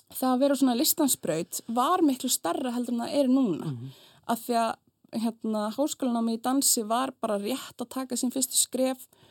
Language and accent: Icelandic; Iceland; also born or lived in France; ég elst mest upp á Íslandi